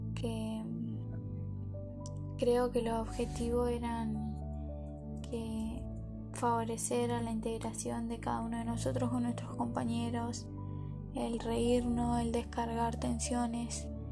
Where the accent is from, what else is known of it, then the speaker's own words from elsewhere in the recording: Formosa, Argentina; now in Comodoro Rivadavia, Argentina; soy de Formosa y hace varios años que vivo en Comodoro Rivadavia